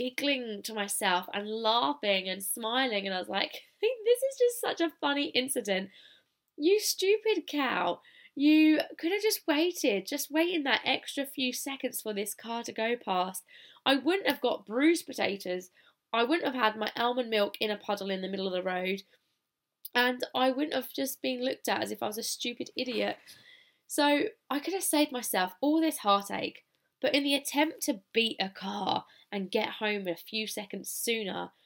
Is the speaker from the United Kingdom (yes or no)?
yes; United Kingdom; accent: British; now in Australia; I've still got my British accent